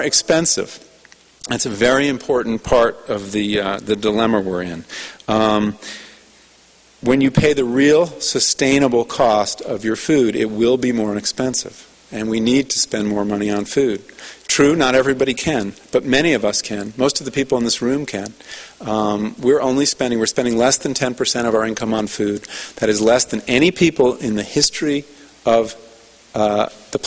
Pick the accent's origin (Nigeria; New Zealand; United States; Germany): United States; New England; moved away; I'm from New England